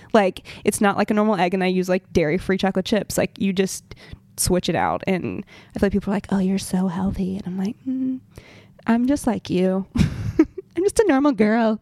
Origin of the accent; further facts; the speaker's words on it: Montgomery, Alabama, United States; moved away; I'm from Montgomery, Alabama